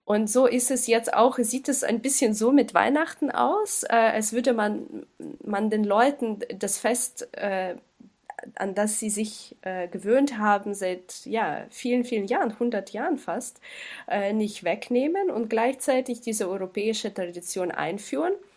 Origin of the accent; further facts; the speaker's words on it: Kyiv, Ukraine; Ich komme aus, aus Kiew, aus der Hauptstadt